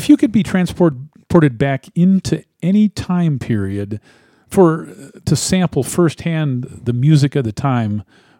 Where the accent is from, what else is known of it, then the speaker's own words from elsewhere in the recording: Cleveland, Ohio, United States; I grew up in Cleveland